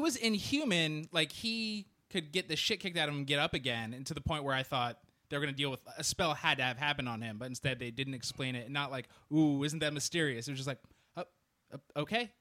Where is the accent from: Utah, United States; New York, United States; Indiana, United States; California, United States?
California, United States; Orange County; growing up in The O C